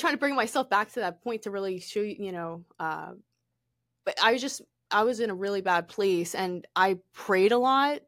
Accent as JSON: {"language": "English", "region": "Pennsylvania", "country": "United States", "also_born_or_lived": "California", "moved": "yes", "said": "I'm originally from Pennsylvania"}